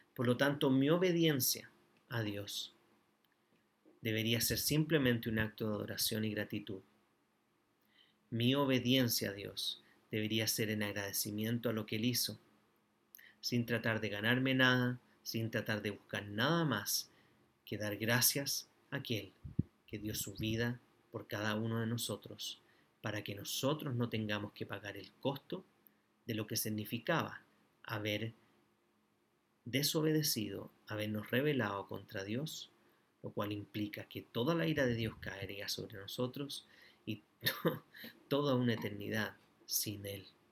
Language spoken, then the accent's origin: Spanish; Chile; also born or lived in Antofagasta; como chilenos